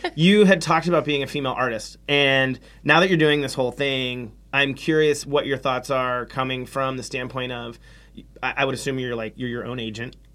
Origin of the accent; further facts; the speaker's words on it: Pittsburgh, Pennsylvania, United States; now in San Francisco, United States; I grew up in Pittsburgh